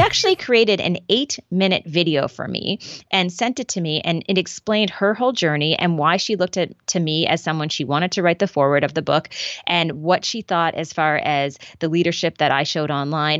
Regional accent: Prince Edward Island, Canada; I'm from Prince Edward Island

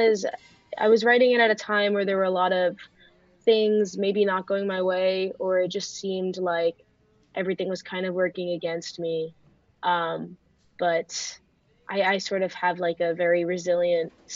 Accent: Westchester, New York, United States; now in New York City, United States; I'm from Westchester, New York, but now I'm based in New York City.

